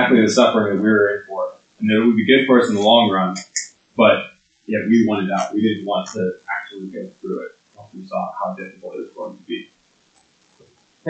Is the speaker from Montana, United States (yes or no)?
no; Lincoln, Nebraska, United States; moved away; I grew up in Lincoln, Nebraska, and so growing up in Nebraska, I was a huge Huskers football fan